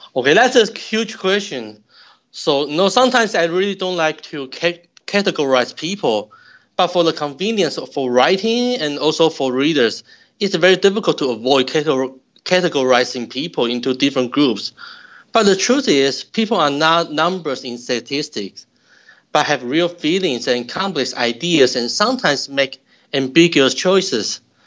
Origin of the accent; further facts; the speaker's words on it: Taiwan; moved away as an adult; also born or lived in Utah, United States; now in St. Louis, United States; I'm originally from Taiwan. I received my bachelor's degree and master's degree in Taiwan.